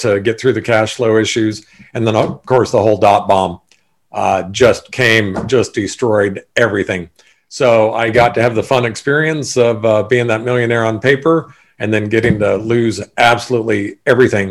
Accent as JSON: {"language": "English", "town": "Sacramento", "region": "California", "country": "United States", "tie": "born or raised there", "also_born_or_lived": "Bordeaux, France / Hawaii", "said": "born and raised in Sacramento"}